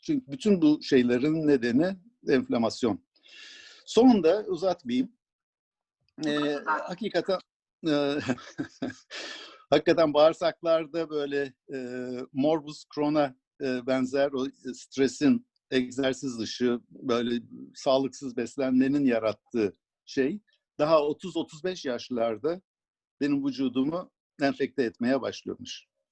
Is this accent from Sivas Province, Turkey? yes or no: yes; Sivas, Sivas Province, Turkey; moved away; also born or lived in Ankara; 1949 ee, yılında ben e, Sivas'ta doğmuşum. Bütün ailem Sivaslı.